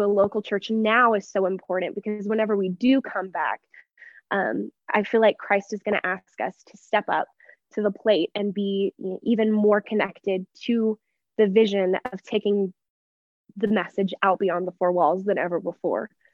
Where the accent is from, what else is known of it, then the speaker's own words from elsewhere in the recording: Texas, United States; moved away as an adult; now in Denver, United States; I'm from Texas, but I grew up in the exact same town my entire life